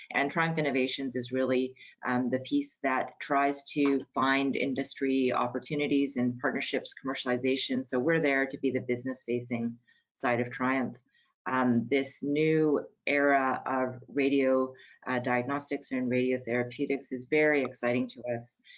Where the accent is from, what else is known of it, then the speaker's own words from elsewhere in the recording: Canada; I'm a Canadian